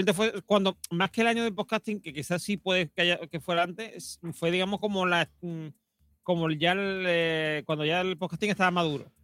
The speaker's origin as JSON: {"language": "Spanish", "town": "Madrid", "region": "Community of Madrid", "country": "Spain", "accent": "Madrid", "said": "le hablo con, con acento de Madrid"}